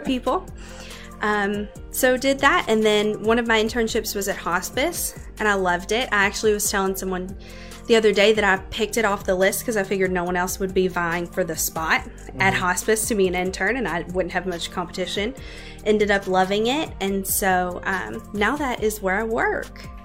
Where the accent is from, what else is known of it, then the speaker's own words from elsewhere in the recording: Louisville, Kentucky, United States; moved away as an adult; now in Bowling Green, United States; I grew up in Louisville on the south end.